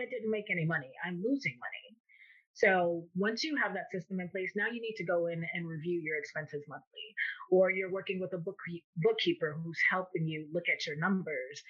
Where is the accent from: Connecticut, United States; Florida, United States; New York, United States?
Florida, United States; Miami; I am born and raised in Miami, Florida